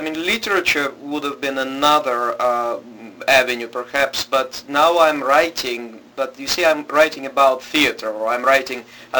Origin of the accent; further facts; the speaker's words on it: Moscow, Russia; In Moscow, and in Russia's capital, at that point the capital of the Soviet Union.